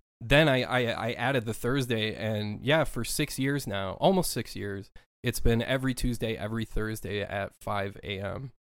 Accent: Minnesota, United States; moved away as an adult; I was born and raised in Minnesota for my first thirty-two years of my life

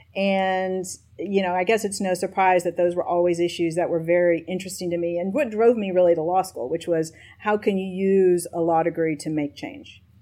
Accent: Nashville, Tennessee, United States; also born or lived in East Lansing, Michigan; I was born in East Lansing, Michigan, but uh, quickly my family moved to Nashville, Tennessee. So I consider myself a Nashvillean first and foremost

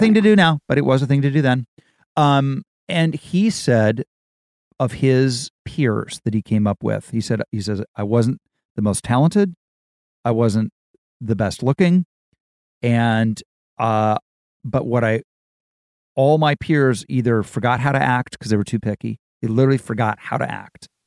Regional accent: Dayton, Ohio, United States; moved away; I'm from Ohio. I'm from Dayton, Ohio

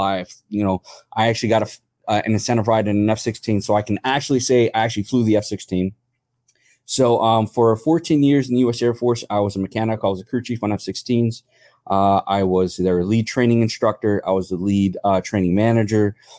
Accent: New York City, New York, United States; moved away; also born or lived in Atlantic City, New Jersey; I grew up in New York City.

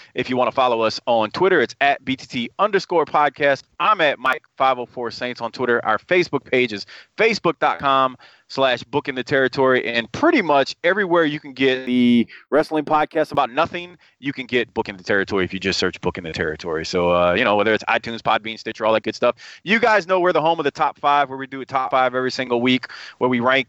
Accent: Southern United States, United States; accent: Southern twang; I mean, I'm from the South. Us Southerners, man, we got that bad twang, man.

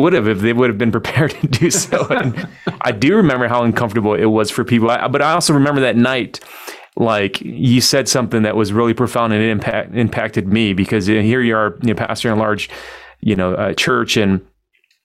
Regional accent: Detroit, Michigan, United States; now in Dallas, United States; I grew up in Detroit

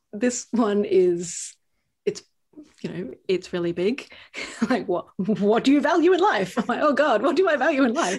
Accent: Australia; now in United Kingdom; I'm from Australia

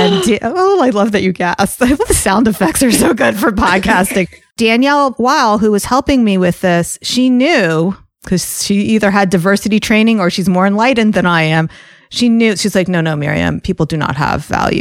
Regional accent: New Jersey, United States; accent: New York; also born or lived in Atlanta, Georgia; When I lived in Atlanta, I said y'all. And then I moved from Atlanta to New Jersey right around middle school.

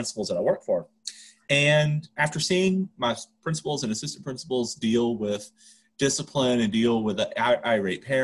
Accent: Louisiana, United States; moved away as an adult; also born or lived in Texas; now in Denver, United States; I grew up in Louisiana

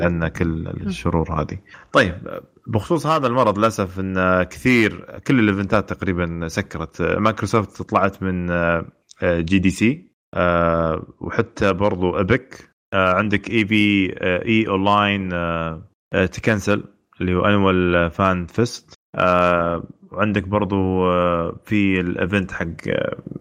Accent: Saudi Arabia; عندنا في السعوديه

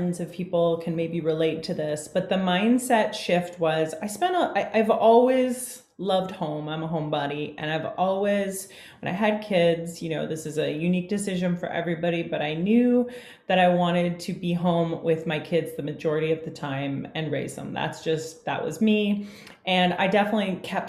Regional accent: Canada; I'm a Canadian gal. I live just north of Toronto, Ontario

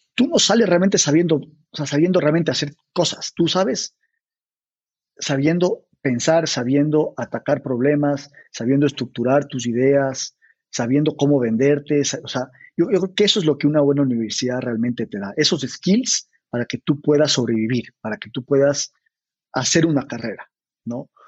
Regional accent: Ecuador; moved away as an adult; also born or lived in Mexico City, Mexico; somos ecuatorianos, ¿no? yo nací, crecí ahí hasta que me fui

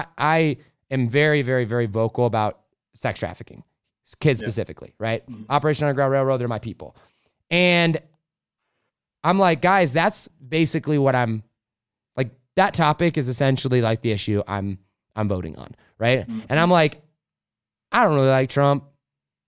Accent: United States; I'm an American

